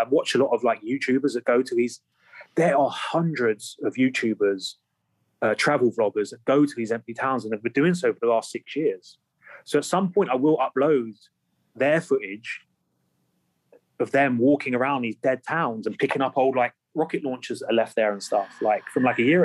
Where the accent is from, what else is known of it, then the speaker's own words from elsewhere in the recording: England, United Kingdom; I could be walking around as an English guy